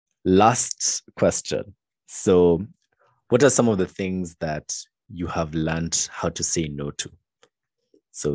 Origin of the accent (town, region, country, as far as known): Kenya